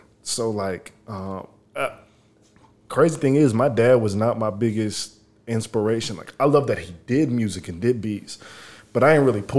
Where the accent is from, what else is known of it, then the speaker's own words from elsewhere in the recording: Louisiana, United States; also born or lived in Houston, Texas / Lafayette, Louisiana / Baton Rouge, Louisiana; yes, I am from Louisiana.